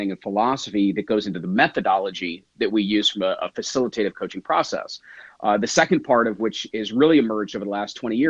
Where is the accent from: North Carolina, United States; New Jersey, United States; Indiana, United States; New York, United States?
New Jersey, United States; I am from New Jersey